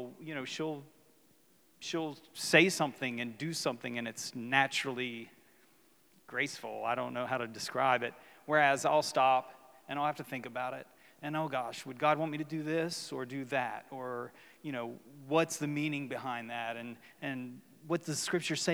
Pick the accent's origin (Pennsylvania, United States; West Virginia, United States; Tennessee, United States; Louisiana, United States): West Virginia, United States; moved away as an adult; also born or lived in Ocean City; when I was young, I grew up in West Virginia